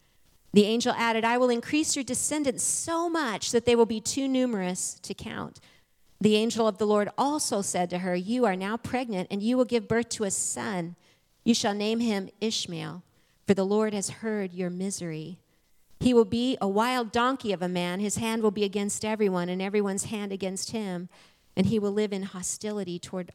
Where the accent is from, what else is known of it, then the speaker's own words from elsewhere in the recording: Arizona, United States; moved away as an adult; now in Springfield, United States; I'm from Arizona. Born, raised, lived there and nowhere else my entire life until almost 3 years ago